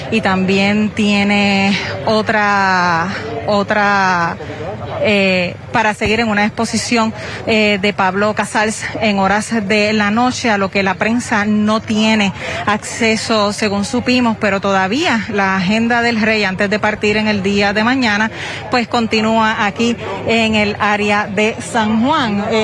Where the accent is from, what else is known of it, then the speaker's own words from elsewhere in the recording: Cuba; now in Spain; Yo soy cubana, pero me quedé en España.